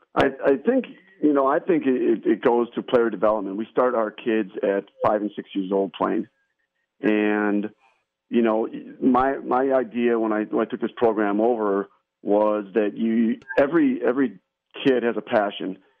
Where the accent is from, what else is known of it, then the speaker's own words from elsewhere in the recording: Saint Anne, Wisconsin, United States; now in Kaukauna, United States; I grew up in a little town called Saint Anne, just outside of uh, Chilton